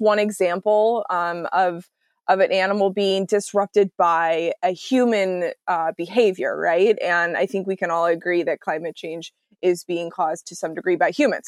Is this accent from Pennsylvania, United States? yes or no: no; Texas, United States; now in Seattle, United States; I, I live in Seattle, but I'm from Texas originally